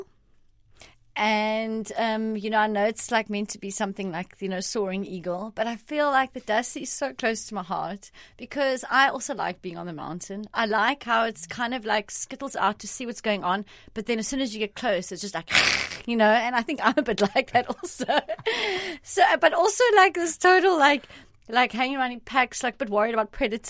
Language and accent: English; South Africa; born or raised there; English is a second language; also born or lived in Italy